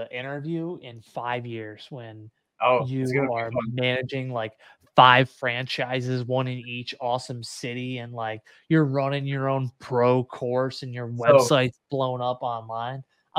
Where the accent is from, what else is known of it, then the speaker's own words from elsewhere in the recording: Syracuse, New York, United States; I'm from Syracuse